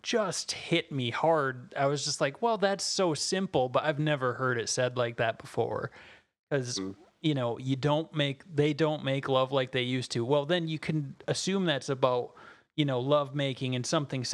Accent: southern Minnesota, United States; accent: thick Minnesota; now in Minneapolis, United States; I moved from southern Minnesota to Minneapolis

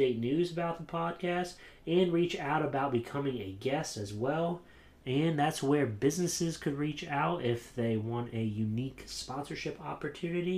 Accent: Williamsport, Pennsylvania, United States; I'm from Williamsport, Pennsylvania, which is like baseball central, like as far as like the East Coast goes. So home of the Little League World Series, grew up going to minor league games

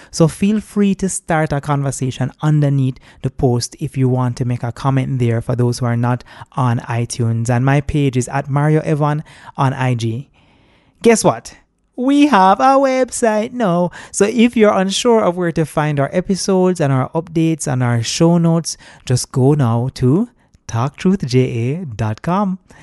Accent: Jamaica; I'm a Jamaican as well, not a tourist

